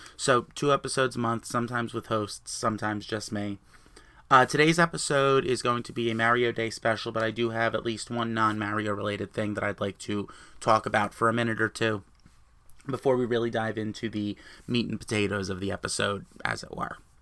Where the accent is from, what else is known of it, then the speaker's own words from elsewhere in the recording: New Jersey, United States; I am from New Jersey.